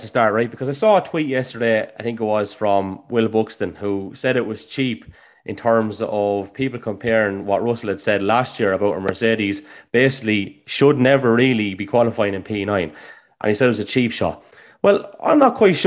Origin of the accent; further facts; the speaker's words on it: Ireland; Coming from Ireland, we're very quick as a nation to run down people